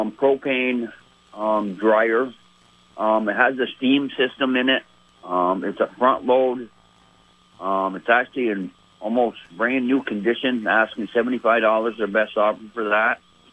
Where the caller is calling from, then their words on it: Milton, Vermont, United States; from Milton.